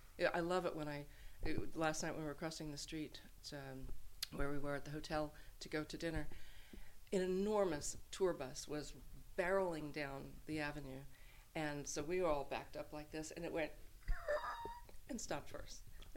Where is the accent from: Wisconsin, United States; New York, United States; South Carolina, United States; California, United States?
New York, United States; Brooklyn; I'm from Brooklyn, I like Italian food, and although I'm Irish.